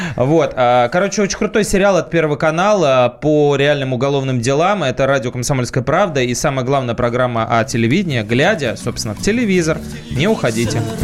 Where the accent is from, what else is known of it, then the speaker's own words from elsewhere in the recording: Saint Petersburg, Russia; я тоже из Питера